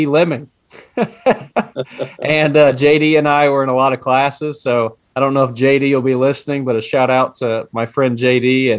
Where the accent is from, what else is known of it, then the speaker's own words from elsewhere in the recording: Appalachia, United States; also born or lived in Texas; growing up in Appalachia in the tri-state area